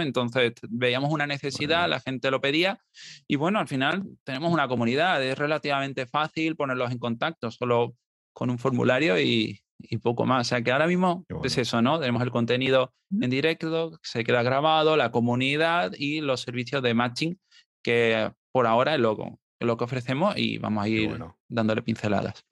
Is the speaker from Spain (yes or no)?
yes; Marbella, Andalusia, Spain; moved away; me fui a Marbella, que es de donde soy originalmente